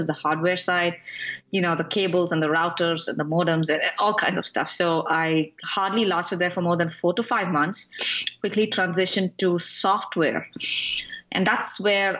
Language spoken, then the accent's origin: English; India; moved away as an adult; now in Atlanta, United States; So I grew up in India.